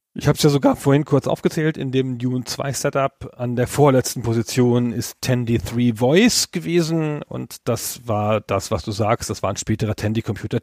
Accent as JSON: {"language": "German", "country": "Germany", "said": "als Deutscher"}